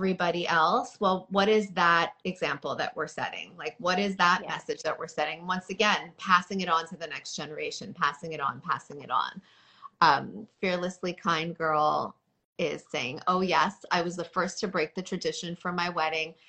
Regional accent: Toronto, Ontario, Canada; moved away as an adult; now in New York, United States; I was raised in Toronto where it was very diverse

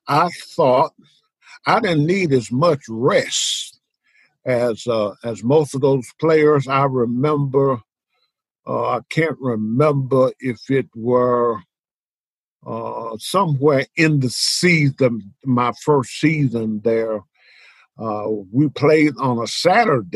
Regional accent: Little Rock, Arkansas, United States; our mascot coming out of Little Rock

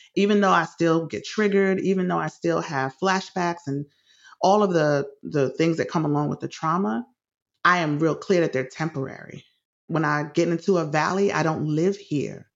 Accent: New York City, New York, United States; my childhood in the Bronx was great for the most part. I, I loved growing up in the city

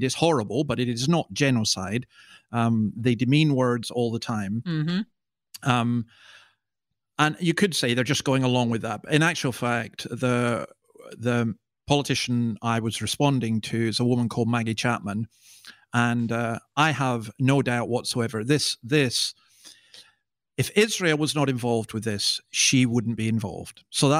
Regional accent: Scotland, United Kingdom; I mean, I'm a Scotsman. I don't show much emotion except on football terraces, and that's usually negative

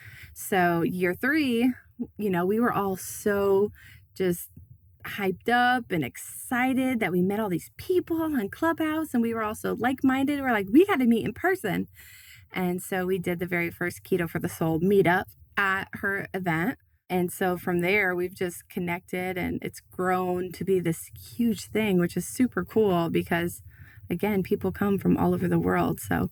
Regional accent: Iowa, United States; also born or lived in Tennessee; I went from living in Tennessee. I'm originally from Iowa, but then I was living in Tennessee

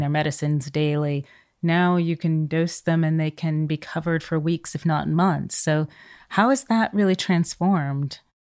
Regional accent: California, United States; growing up in California in the seventies and eighties

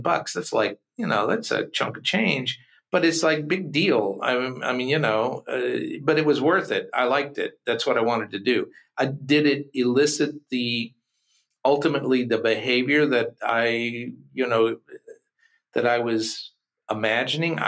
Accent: Kentucky, United States; we're from Kentucky

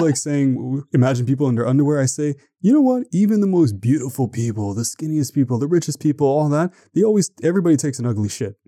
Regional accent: Canada; I'm from Canada

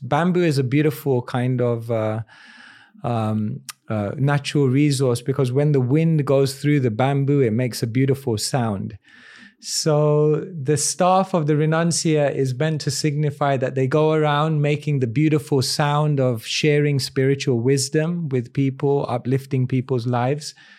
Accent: London, United Kingdom; born in London in a place called Wembley. And, uh, quite a multicultural place, lots of different people, lot of Indians as well. And I guess growing up, I had both exposure to the Western world

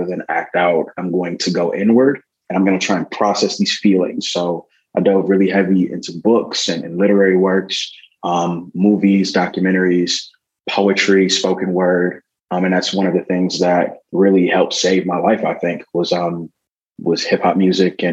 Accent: Milwaukee, Wisconsin, United States; growing up in Milwaukee, Wisconsin

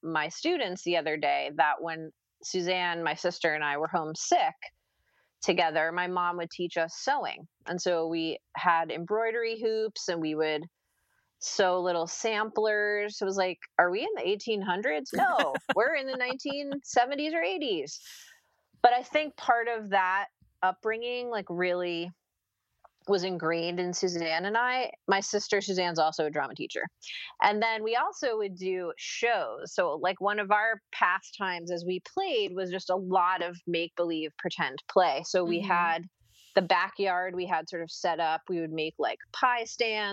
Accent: Princeton, New Jersey, United States; growing up in Princeton, New Jersey, my parents were both from West Virginia

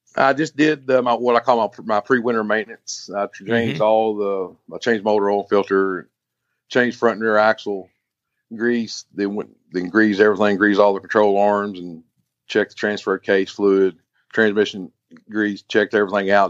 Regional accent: Kentucky, United States; I'm from Kentucky, been here my whole life

